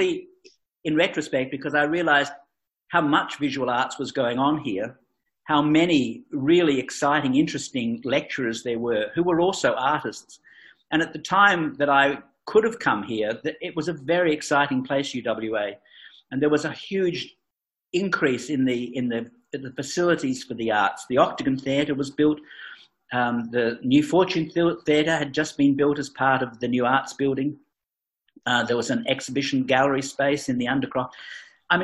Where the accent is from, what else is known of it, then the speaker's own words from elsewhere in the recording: Geraldton, Western Australia, Australia; I came back because this really was home for me. And I was born in Geraldton, in fact.